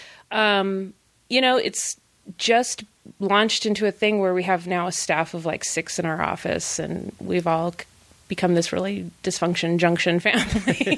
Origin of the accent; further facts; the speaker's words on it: California, United States; I am a mom from California. I don't understand frozen water you can walk on.